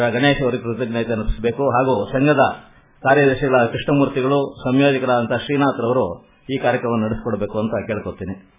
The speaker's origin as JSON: {"language": "Kannada", "area": "D. V. Gundappa's town", "region": "Karnataka", "country": "India", "said": "ನಾವು D V ಗುಂಡಪ್ಪನವರು ಊರಿನವರೇ ಅವ್ರ school ಮುಂದೆನೆ ಓಡಾಡ್ತಾ ಇರ್ತೀವಿ"}